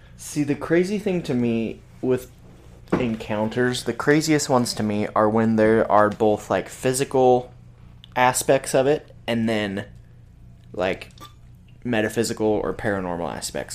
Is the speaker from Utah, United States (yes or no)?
yes; Salt Lake City, Utah, United States; now in Logan, United States; I grew up in Salt Lake and we get winter there.